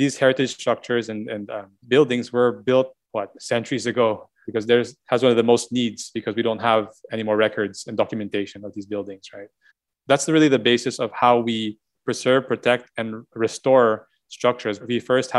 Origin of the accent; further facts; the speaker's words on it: Indonesia; now in Philippines; I didn't grow up here in the Philippines. I grew up in Indonesia, but it was seeing that house and preserve the way it was helped me also reconnect with my history a bit, even if we didn't grow up here.